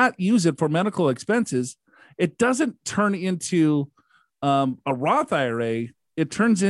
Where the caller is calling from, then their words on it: Abilene, Texas, United States; from Abilene.